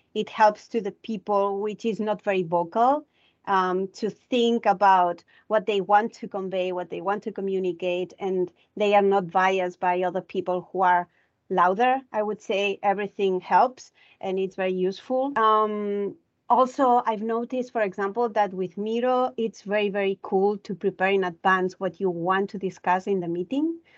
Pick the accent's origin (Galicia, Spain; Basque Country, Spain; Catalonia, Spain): Catalonia, Spain; Barcelona; moved away; I'm originally from Barcelona